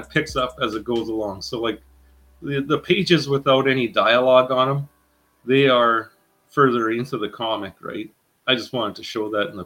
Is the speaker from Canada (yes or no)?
yes; Regina, Saskatchewan, Canada; the Queen City, which is my hometown, Regina